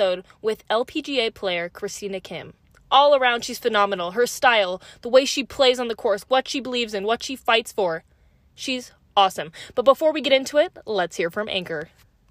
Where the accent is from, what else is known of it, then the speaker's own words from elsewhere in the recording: California, United States; that's where I'm from.